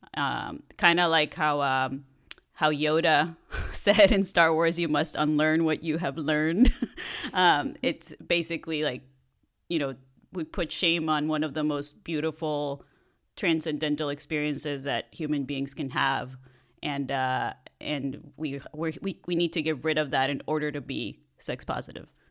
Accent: Mexico; moved away as an adult; now in Los Angeles, United States; I grew up in Mexico and I was there until I was an adult and then I moved to the States.

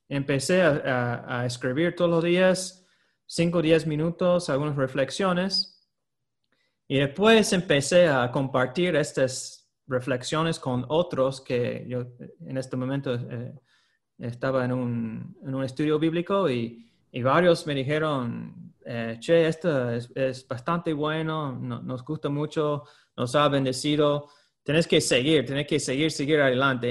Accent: United States; moved away; Yo soy de Estados Unidos

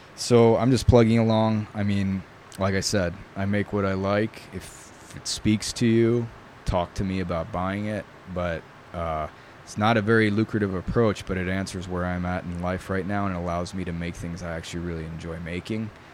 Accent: New York, United States; first language Italian; English is a second language; I grew up in New York.

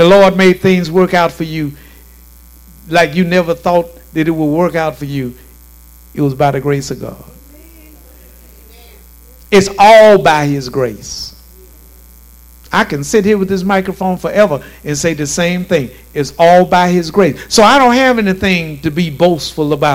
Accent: Shreveport, Louisiana, United States; also born or lived in Lakeside; I'm from Southeast Shreveport and moved on to Lakeside and then on with my life

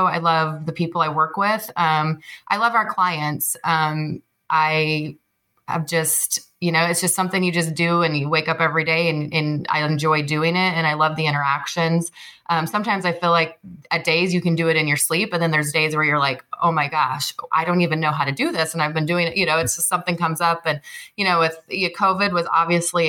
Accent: Iowa, United States; now in Arizona, United States; I grew up in a small town in Iowa

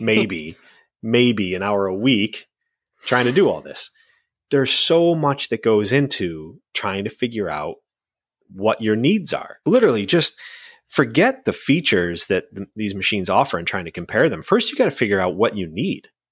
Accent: New Jersey, United States; now in New England, United States; I'm from New Jersey

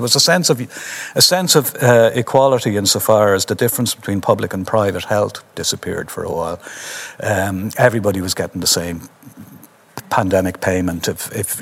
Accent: Dublin, Leinster, Ireland; most of my life I've considered myself a Dubliner who happens to be Irish

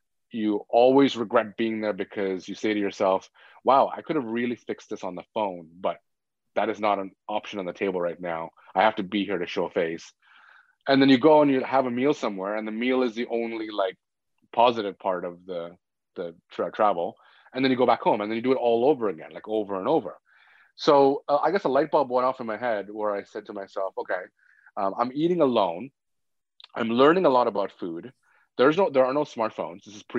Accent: Scarborough, Ontario, Canada; because that's where I grew up. I grew up in Scarborough.

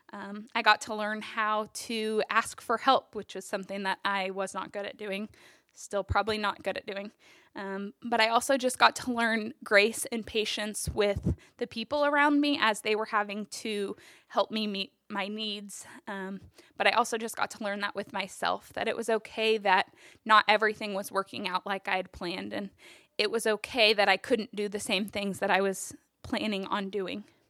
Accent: Topeka, Kansas, United States; I was born and raised in Topeka.

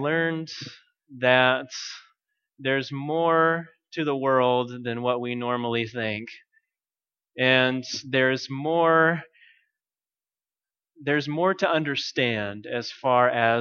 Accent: United States; I'm American

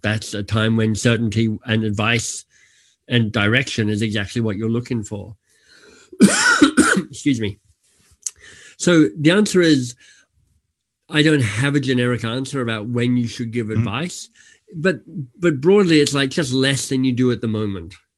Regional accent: Australia; moved away; I'm Australian by birth

